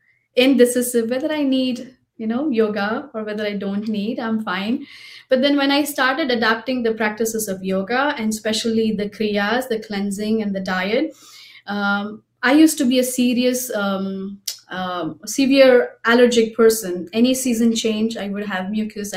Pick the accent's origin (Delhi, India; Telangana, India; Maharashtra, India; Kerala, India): Maharashtra, India; Mumbai; I'm from Mumbai and I grew up, my father was a life member